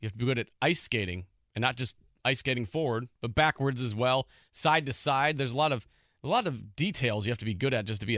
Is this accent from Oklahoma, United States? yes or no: no; Illinois, United States; now in Indiana, United States; growing up in Illinois